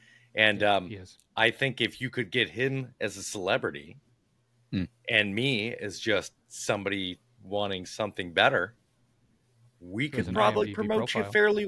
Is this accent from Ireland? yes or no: yes; Ireland; No. No, I'm Irish.